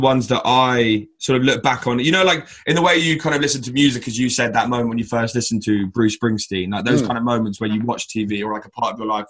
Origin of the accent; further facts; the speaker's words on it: Brighton, South East England, United Kingdom; growing up in Brighton, which, let's be honest, is probably one of the most liberal and relaxed cities in the UK, if not by far the most liberal and relaxed city in the UK.